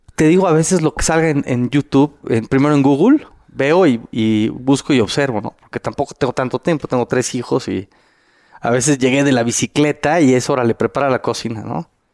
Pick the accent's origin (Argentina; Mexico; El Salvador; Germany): Mexico; yo era el único mexicano